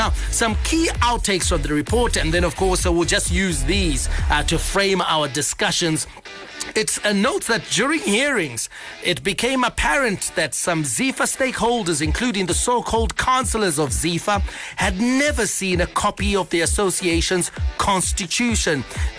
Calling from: Guruve, Mashonaland Central, Zimbabwe; Hi, ZFM Sports team. … from Guruve.

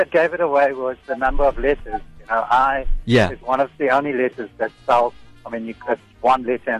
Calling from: Johannesburg, Gauteng, South Africa; I'm calling from Johannesburg.

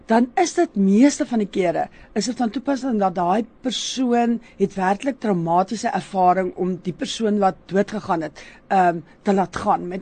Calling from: Bayview, South Africa; Goeiemôre … Ek's van Bayview se area.

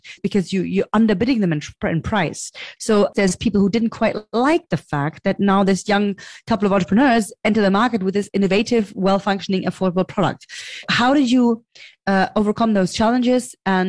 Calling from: Berlin, Germany; I'm calling from Berlin, Germany.

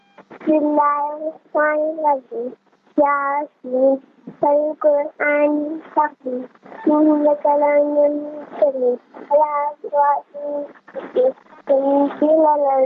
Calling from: Melbourne, Victoria, Australia

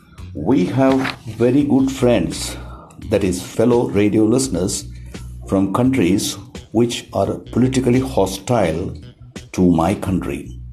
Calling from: Visakhapatnam, Andhra Pradesh, India; I am calling from Visakhapatnam, a beautiful port city in the southeast coast of India.

